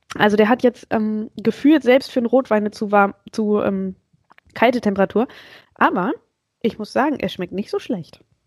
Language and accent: German; Hanover, Lower Saxony, Germany; ich komme ja aus Hannover und ich kann irgendwie gar keinen Akzent